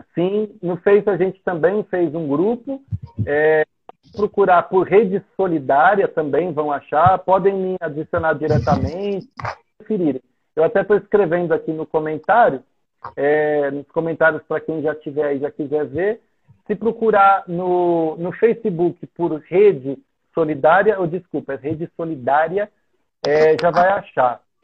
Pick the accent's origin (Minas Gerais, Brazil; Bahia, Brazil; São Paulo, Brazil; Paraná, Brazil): São Paulo, Brazil; moved away as an adult; now in Haiti; eu sou de São Paulo, eu cresci na capital.